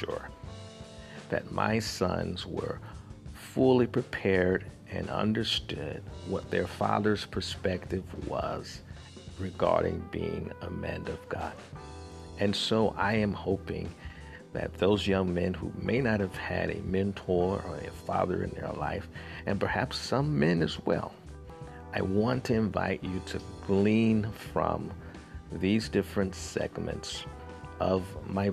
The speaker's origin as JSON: {"language": "English", "town": "Montgomery", "region": "Alabama", "country": "United States", "tie": "born or raised there", "also_born_or_lived": "Tuskegee, Alabama", "said": "I was born in Tuskegee, Alabama, not because that's where we live. We actually lived in Montgomery, Alabama, about 30 to 40 miles away."}